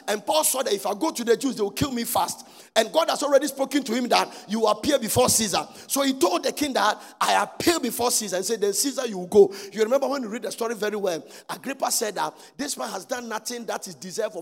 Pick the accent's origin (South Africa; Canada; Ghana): Ghana; we are Ghana, we are under British rule